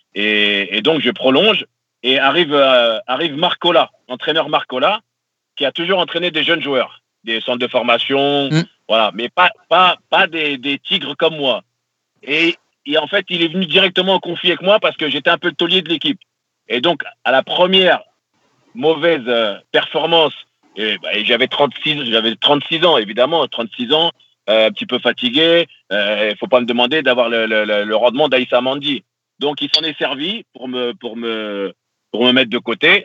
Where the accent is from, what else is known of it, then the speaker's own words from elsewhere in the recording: Saint-Denis, Île-de-France, France; je suis né à Saint-Denis. Et j'ai grandi dans le 93